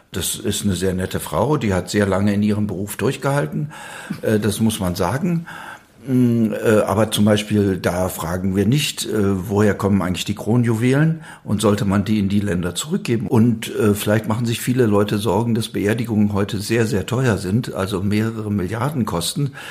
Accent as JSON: {"language": "German", "town": "Wuppertal", "region": "North Rhine-Westphalia", "country": "Germany", "tie": "born or raised there", "said": "Westfalen an der Grenze zum Rheinland, wo ich herkomme, da ist das praktisch von Dorf zu Dorf ist das mhm. verschieden. Bin aufgewachsen in Wuppertal"}